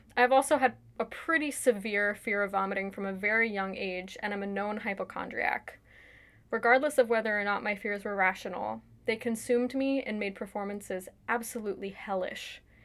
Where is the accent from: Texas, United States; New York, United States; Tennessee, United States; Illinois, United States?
New York, United States; now in Washington, D.C. area, United States; I grew up in New York, currently live outside of Washington, D C